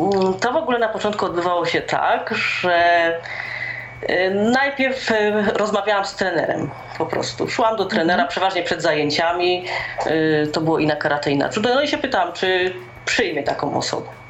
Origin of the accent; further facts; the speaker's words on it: Rybnik, Silesian Voivodeship, Poland; also born or lived in Laski near Warsaw / Katowice; pochodzę z Rybnika. Jest to miejscowość na Górnym Śląsku